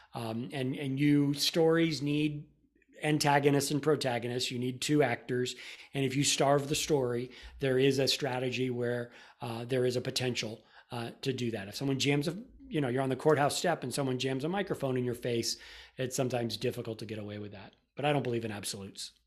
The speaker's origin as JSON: {"language": "English", "region": "Florida", "country": "United States", "tie": "born or raised there", "moved": "yes", "lives_now": "Austin, United States", "said": "I grew up in Florida"}